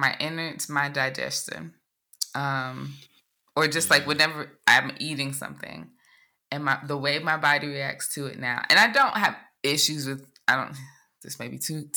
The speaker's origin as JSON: {"language": "English", "country": "Jamaica", "said": "as a Jamaican"}